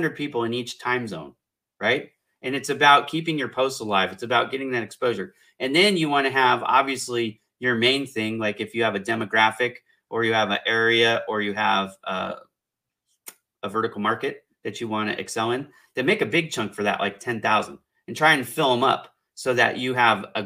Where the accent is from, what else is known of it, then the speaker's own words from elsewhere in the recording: California, United States; I'm from California